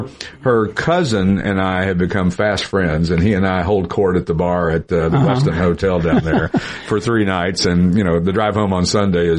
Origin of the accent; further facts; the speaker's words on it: Tennessee, United States; accent: redneck Tennessee; My redneck Tennessee accent came out when I said that.